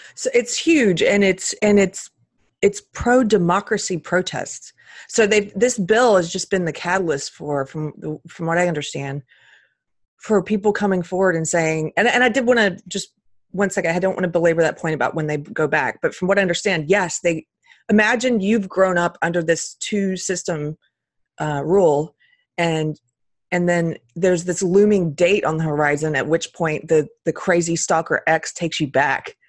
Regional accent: United States; I was born in this country

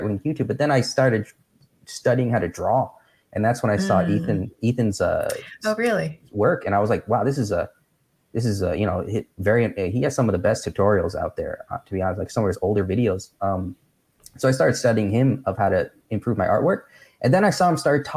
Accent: Nyack, New York, United States; moved away as an adult; now in California, United States; Nyack. That's where I grew up

